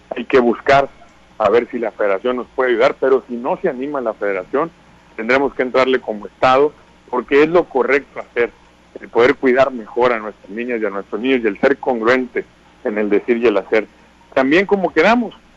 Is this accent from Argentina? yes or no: no; Sinaloa, Mexico; como somos los sinaloenses